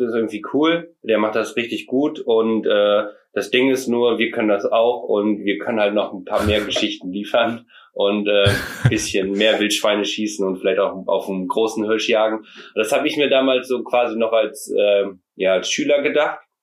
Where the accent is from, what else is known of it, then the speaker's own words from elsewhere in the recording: Meiersberg, Mecklenburg-Vorpommern, Germany; wir kommen aus Meiersberg. Das liegt in Mecklenburg-Vorpommern.